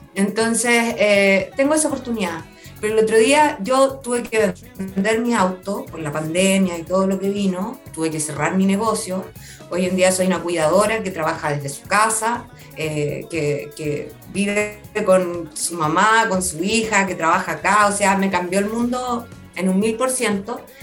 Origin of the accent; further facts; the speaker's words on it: Talcahuano, Biobío, Chile; me crié en Talcahuano